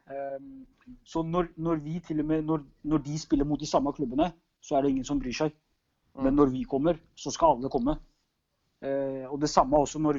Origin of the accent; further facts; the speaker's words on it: Norway; det er litt som, Rosenborg hjemme i Norge.